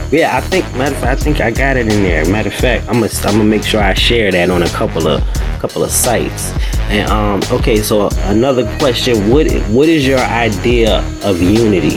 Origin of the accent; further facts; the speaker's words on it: Richmond, Virginia, United States; I was born and raised in Richmond